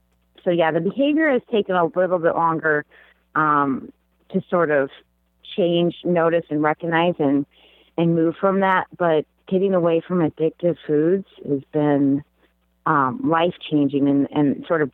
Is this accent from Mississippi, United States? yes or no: no; Kentucky, United States; I grew up in Kentucky